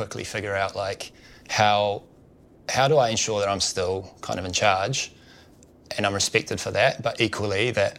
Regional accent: New Zealand; moved away as an adult; I grew up in New Zealand, as you can probably tell by my accent

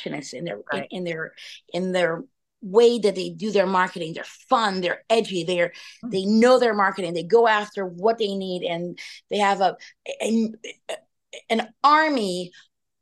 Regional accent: Rio de Janeiro, Brazil; also born or lived in France; now in Pittsburgh, United States; I was born in Rio de Janeiro, Brazil

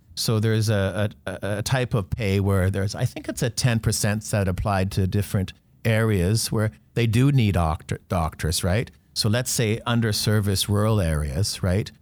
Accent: North Vancouver, British Columbia, Canada; I grew up on the North Shore

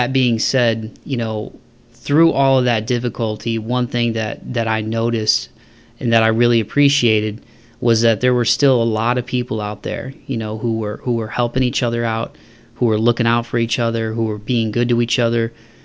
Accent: Toledo, Ohio, United States; moved away; a native of Toledo, Ohio, growing up in the Midwest

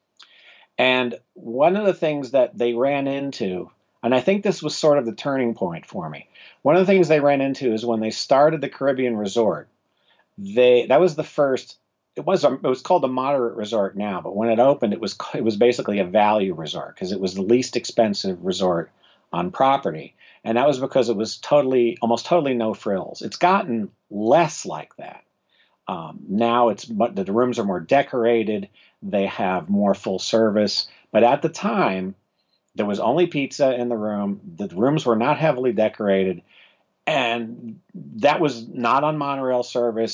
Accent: South Florida, United States; I grew up in South Florida

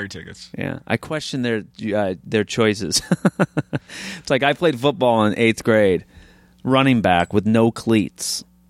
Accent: New Hampshire, United States; I'm from New Hampshire and Maine, yeah, my whole life, right on the border.

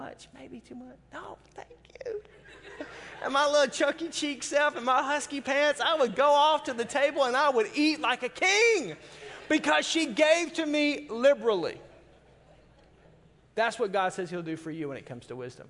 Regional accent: the South, United States; moved away; I'm from the South and everything is fried

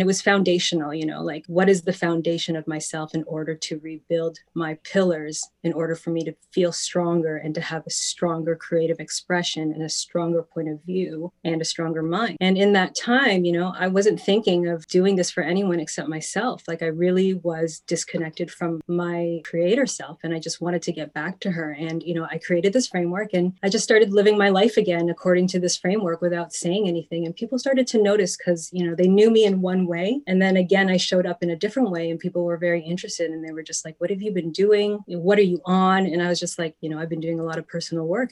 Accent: Toronto, Ontario, Canada; also born or lived in Vaughan; I am from Toronto originally, raised in the Lakeshore area

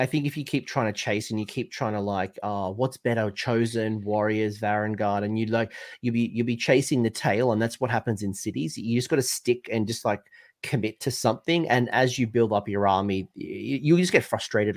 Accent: United Kingdom; as a Brit

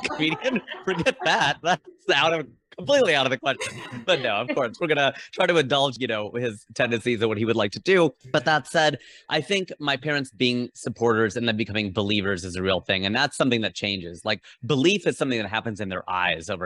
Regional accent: Southwest Ohio, United States; we were socialized to be so mainstream white growing up in Southwest Ohio.

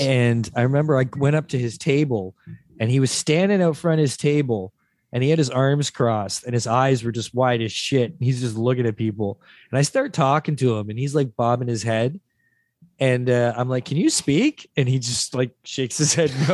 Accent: Mississauga, Ontario, Canada; also born or lived in St. Catharines, Ontario; eight or nine is when I first moved to Mississauga

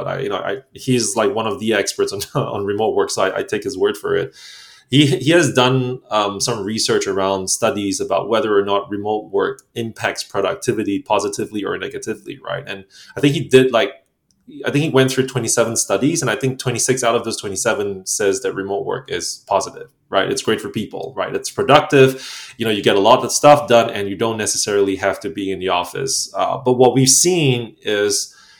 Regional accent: Singapore; moved away as an adult; also born or lived in Poland / Ukraine; now in Vienna, Austria; Singaporean, yep. Born and raised in Singapore for the most part of my life.

